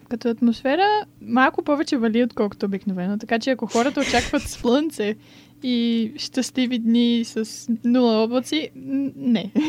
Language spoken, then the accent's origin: Bulgarian; Bulgaria; moved away as an adult; also born or lived in Sofia, Bulgaria; now in Brighton, United Kingdom; че съм българка.